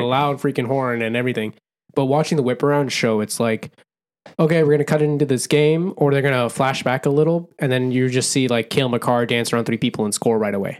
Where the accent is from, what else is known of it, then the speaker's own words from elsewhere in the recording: Bay Area, California, United States; We grew up in the Bay Area